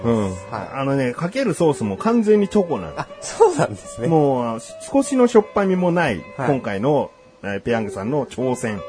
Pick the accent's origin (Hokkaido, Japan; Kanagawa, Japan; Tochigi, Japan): Kanagawa, Japan; Yokohama; 横浜市民としたら